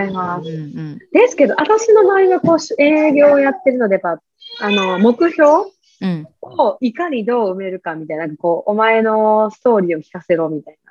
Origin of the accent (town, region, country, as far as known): Kansai, Japan